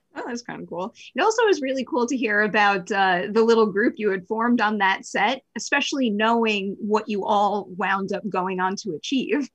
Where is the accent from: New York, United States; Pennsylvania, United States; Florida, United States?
New York, United States; I'm a New Yorker